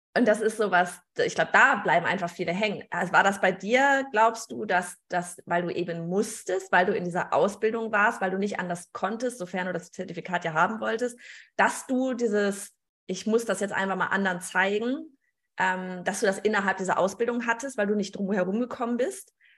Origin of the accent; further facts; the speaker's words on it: Gelsenkirchen, North Rhine-Westphalia, Germany; accent: Gelsenkirchnerisch; wir sind beide aus Gelsenkirchen.